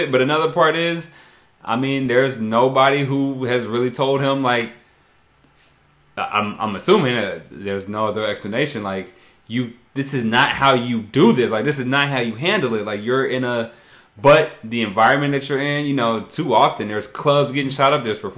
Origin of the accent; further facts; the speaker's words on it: Brooklyn, New York, United States; No, I'm from Brooklyn.